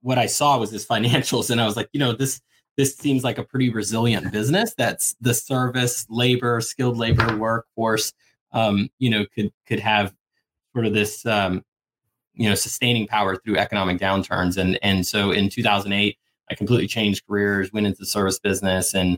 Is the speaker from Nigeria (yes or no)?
no; Suriname; I was born in Suriname. It's a small country north of Brazil, former Dutch Guyana